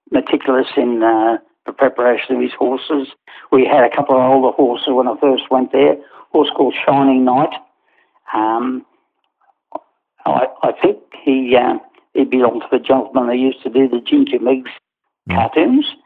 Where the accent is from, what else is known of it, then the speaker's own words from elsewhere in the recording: Newcastle, New South Wales, Australia; born there; Yeah, I was born in Newcastle, and my grandfather was a, a trainer.